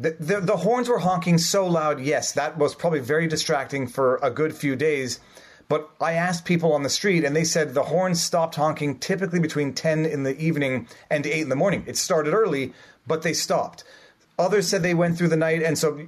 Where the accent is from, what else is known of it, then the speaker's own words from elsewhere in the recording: Montreal, Quebec, Canada; in Montreal, in my hometown